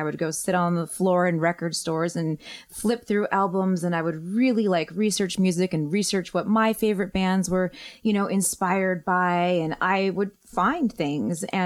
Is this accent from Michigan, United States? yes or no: yes; Detroit, Michigan, United States; I grew up in Detroit